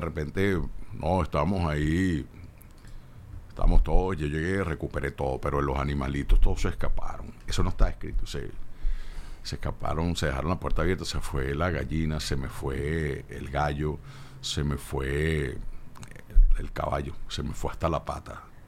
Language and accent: Spanish; Caracas, Capital District, Venezuela; yo nací en Caracas, creo en Caracas, hablo de tú